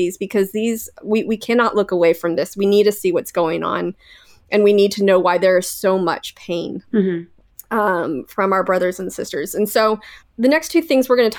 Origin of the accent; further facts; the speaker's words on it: Canada; I'm Canadian, eh?